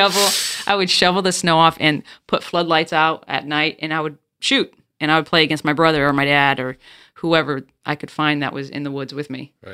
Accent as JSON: {"language": "English", "region": "South Dakota", "country": "United States", "tie": "born or raised there", "said": "Like if you took me from even growing up in South Dakota, I went to a private school."}